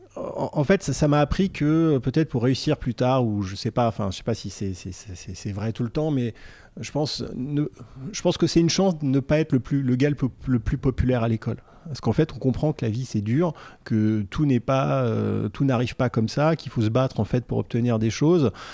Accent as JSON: {"language": "French", "town": "Vierzon", "region": "Centre-Val de Loire", "country": "France", "tie": "born or raised there", "also_born_or_lived": "Paris / Neuilly-sur-Seine", "said": "Vierzon, c'est euh, la ville de mon enfance"}